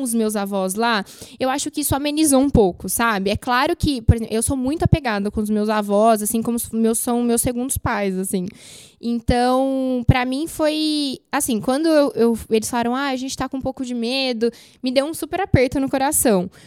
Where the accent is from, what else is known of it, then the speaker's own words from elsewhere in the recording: Brazil; como bons brasileiros